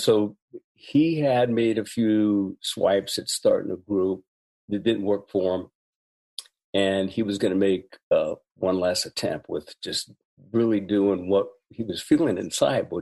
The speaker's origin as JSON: {"language": "English", "area": "Bay Area", "region": "California", "country": "United States", "tie": "born or raised there", "said": "Growing up in the Bay Area, it being an international intersection"}